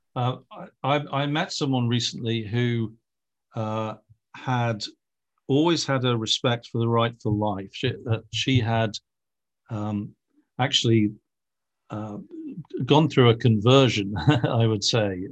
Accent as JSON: {"language": "English", "town": "Liverpool", "region": "North West England", "country": "United Kingdom", "said": "I come from Britain, where even the right wing is the left wing, shall we say, uh, and especially, uh, from Liverpool, where I come from"}